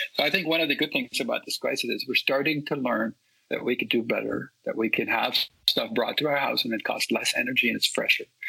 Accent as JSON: {"language": "English", "country": "Netherlands", "tie": "born or raised there", "moved": "yes", "lives_now": "California, United States", "said": "I grew up in Holland"}